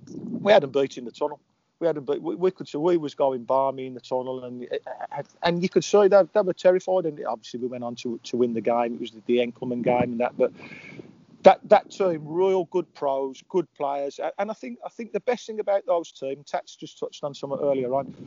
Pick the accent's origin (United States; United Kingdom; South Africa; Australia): United Kingdom; Birmingham, West Midlands; I'm from Erdington